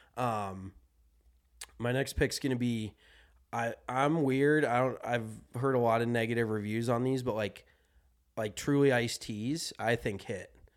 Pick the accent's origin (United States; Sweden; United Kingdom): United States; Colorado; growing up in Colorado